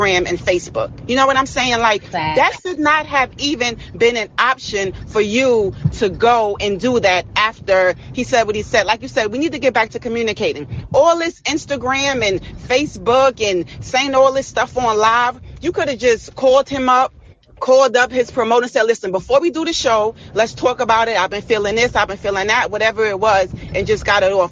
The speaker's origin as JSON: {"language": "English", "town": "New York City", "region": "New York", "country": "United States", "accent": "East Coast", "said": "I'm from Brooklyn"}